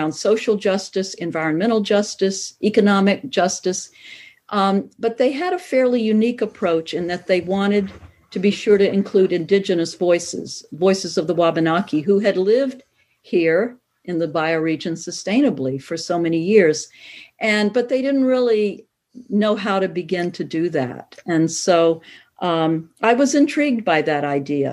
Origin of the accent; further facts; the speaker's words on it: North Carolina, United States; moved away as an adult; also born or lived in Portland, Maine; now in Chesterville, United States; I moved to Maine in 1983, but I grew up in North Carolina.